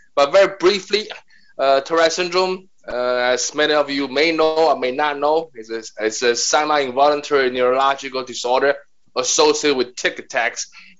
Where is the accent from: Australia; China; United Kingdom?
China; English is a second language; moved away as an adult; now in New York City, United States; So I'm Chinese, and I've been in New York City for 30 years, born and raised in China.